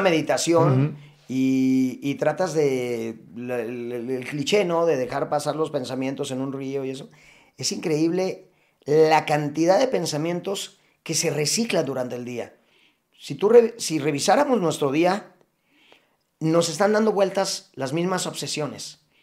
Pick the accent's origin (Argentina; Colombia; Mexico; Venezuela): Mexico